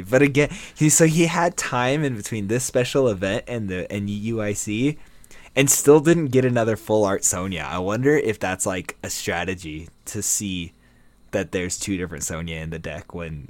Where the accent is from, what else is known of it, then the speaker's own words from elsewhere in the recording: United States; Because we're super American and don't know about the rest of the world.